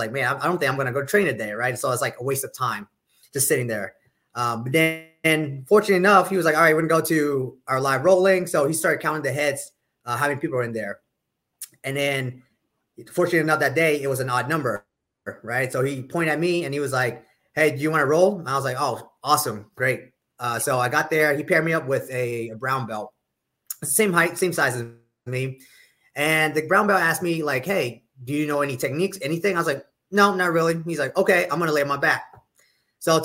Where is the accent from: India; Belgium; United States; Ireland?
United States; York, Pennsylvania; I'm originally from the Northeast in York, Pennsylvania, which is an hour south of Harrisburg, the capital of Pennsylvania